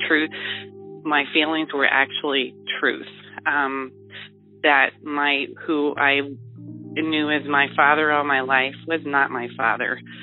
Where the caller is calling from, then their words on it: Ohio, United States; I am calling from Ohio